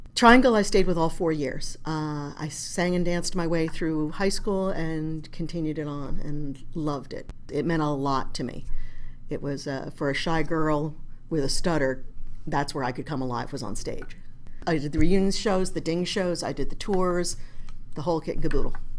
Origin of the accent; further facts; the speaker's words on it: New Jersey, United States; I grew up in North Jersey